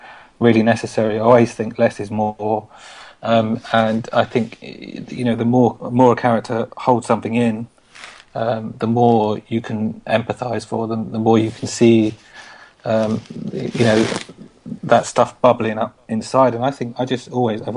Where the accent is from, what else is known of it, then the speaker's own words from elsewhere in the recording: London, United Kingdom; moved away; I'm from East London. I grew up in Walthamstow, and I spent 30 years of my life there